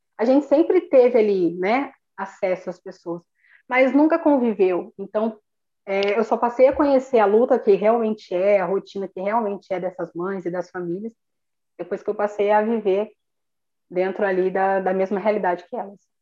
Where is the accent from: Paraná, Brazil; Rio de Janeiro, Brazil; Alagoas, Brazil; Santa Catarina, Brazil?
Paraná, Brazil; sou aqui do Paraná.